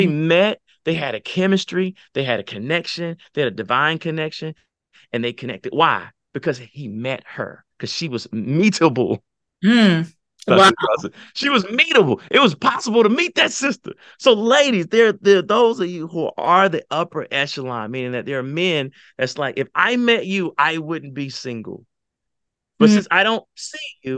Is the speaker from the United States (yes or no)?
yes; the South, United States; I'm from the South.